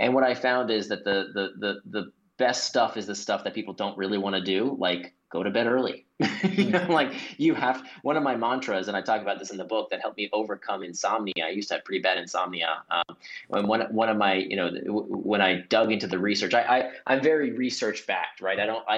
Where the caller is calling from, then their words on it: Singapore; it is 8:30 p.m. over here in Singapore. I'm calling in from Singapore.